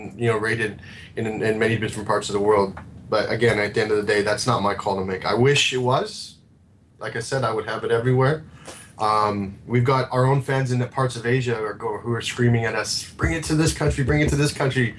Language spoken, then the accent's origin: English; Canada; moved away; I'm Canadian, so I had to move here to get it.